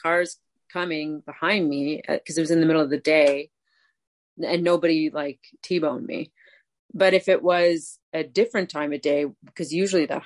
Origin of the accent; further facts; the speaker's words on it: Cape Breton, Nova Scotia, Canada; I'm from Cape Breton.